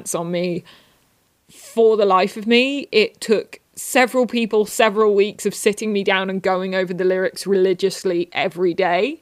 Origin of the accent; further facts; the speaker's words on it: England, United Kingdom; I am from England